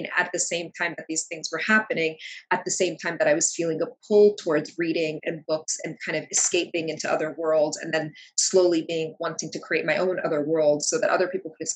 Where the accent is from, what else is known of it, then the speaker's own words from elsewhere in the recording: United States; English is a second language; also born or lived in Kuwait; we moved to the States soon after my fourth birthday. And so I was here for kindergarten into elementary school